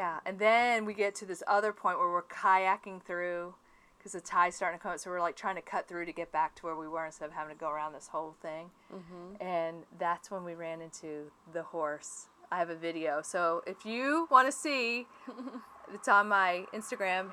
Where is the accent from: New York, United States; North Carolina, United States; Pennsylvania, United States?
North Carolina, United States; Wilmington; moved away; I'm from Wilmington, so we go there a lot, and I like to go out to Masonboro